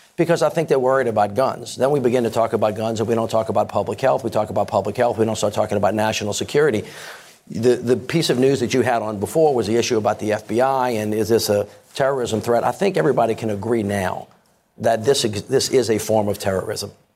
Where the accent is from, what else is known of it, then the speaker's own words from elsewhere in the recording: Louisiana, United States; I'm from Louisiana, very, very heavy pro-Second Amendment state